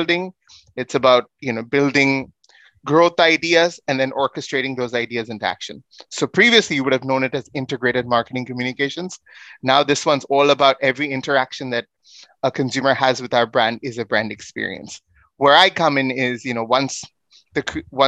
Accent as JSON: {"language": "English", "country": "India", "said": "I come from India"}